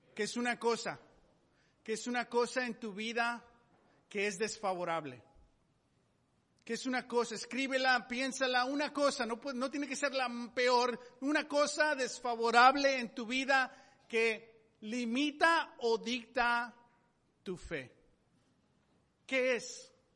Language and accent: Spanish; Mexico; moved away; Yo, yo nací en México